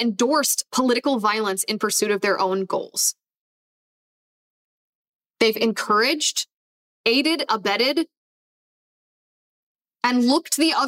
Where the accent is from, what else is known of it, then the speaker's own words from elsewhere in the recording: Ohio, United States; moved away; in my home state of Ohio, and full disclosure, I don't live in Ohio anymore, but I deeply care about the state of Ohio. I have family that lives in Ohio. And I mean, I grew up there